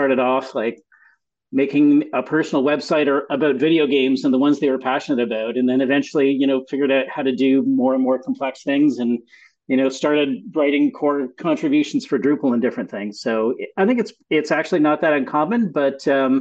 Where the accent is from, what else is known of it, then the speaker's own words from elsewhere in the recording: Montreal, Quebec, Canada; moved away as an adult; also born or lived in United States; now in Ontario, Canada; So I was actually born in the US, but really grew up in Montreal.